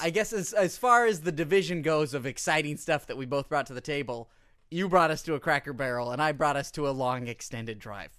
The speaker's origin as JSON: {"language": "English", "country": "United States", "said": "as an American"}